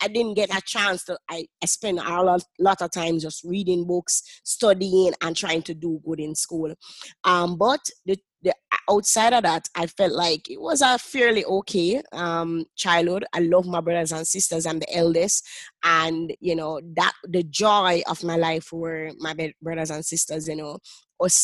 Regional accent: Jamaica; I currently live in Jamaica and I grew up in Jamaica.

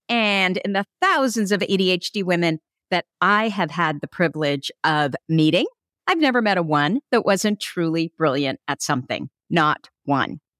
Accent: Burlingame, California, United States; also born or lived in Germany; now in Sonoma County, United States; I was born in Germany, but I grew up in Burlingame in Hillsboro, and I'm now in Sonoma County

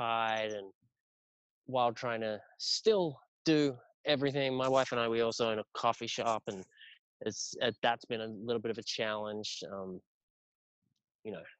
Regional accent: Sydney, New South Wales, Australia; moved away; I grew up in Sydney, Australia, in Northern Beaches area

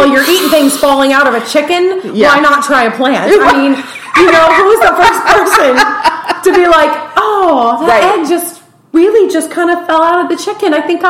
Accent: Georgia, United States; accent: southern; also born or lived in Texas; my accent would be offensive. You know? Because, you know, I'm from Georgia.

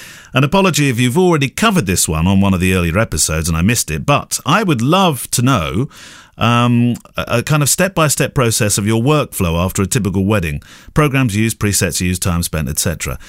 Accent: United States; now in Mexico City, Mexico; I'm originally from the States, been living the last 10 years in Mexico City, and I'm in the process of getting my documentary wedding photo business off the ground here.

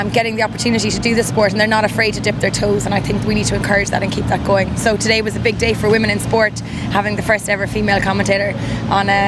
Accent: Ireland; I'm the Irish voice of Ironman.

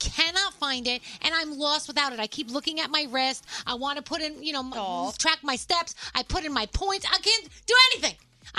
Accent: New York, United States; we're from New York.

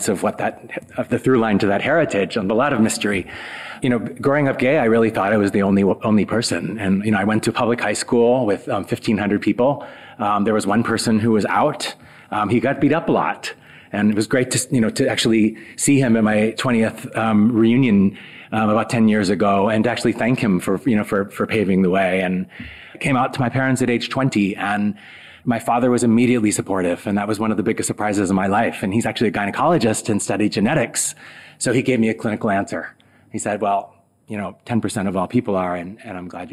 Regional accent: South Dakota, United States; moved away; growing up in South Dakota

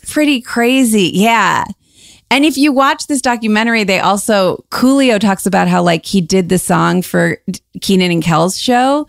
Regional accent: Cleveland, Ohio, United States; moved away; also born or lived in Chicago; we're from Cleveland, but I but but I lived in Chicago for a long time

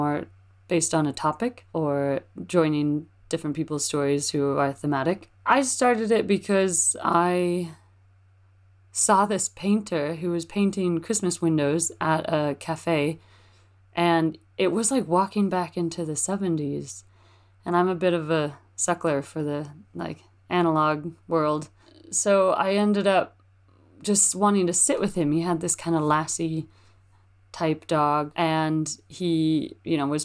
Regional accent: Mount Shasta, California, United States; moved away as an adult; I grew up in Mount Shasta, so I just popped out of the womb in the hospital

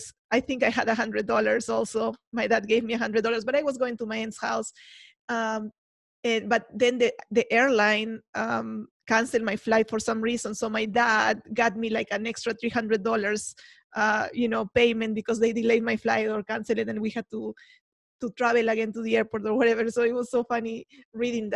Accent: Peru; now in United States; as an immigrant myself, I am from Peru, if you don't know and you haven't heard my accent.

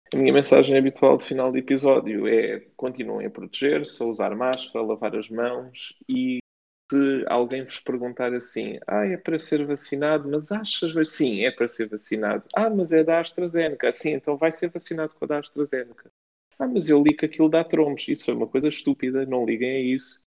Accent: Faro, Algarve, Portugal; eu cresci em Faro

